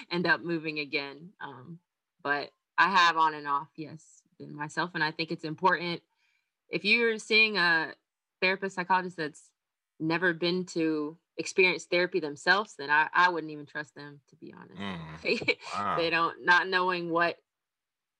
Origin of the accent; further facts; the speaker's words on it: North Carolina, United States; moved away as an adult; now in Florida, United States; I'm from North Carolina. I've had North Carolina everything through all my states